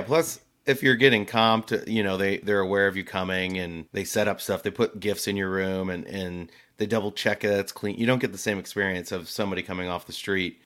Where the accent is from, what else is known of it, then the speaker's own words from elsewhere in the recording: New Jersey, United States; moved away; growing up in New Jersey, that was like New York City was that thing for us